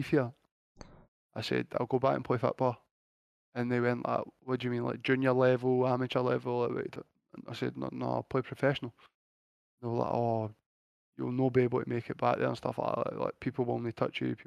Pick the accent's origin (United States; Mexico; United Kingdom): United Kingdom; Blantyre, Scotland; I'm a guy that's comes from Blantyre, a nowhere place in Scotland